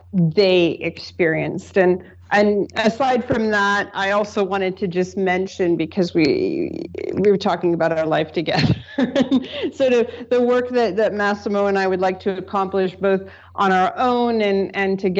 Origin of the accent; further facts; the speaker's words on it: Canada; I'm Canadian